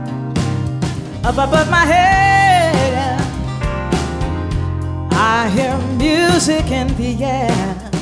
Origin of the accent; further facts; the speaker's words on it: Central Texas, United States; also born or lived in Austin, Texas; I was raised in Central Texas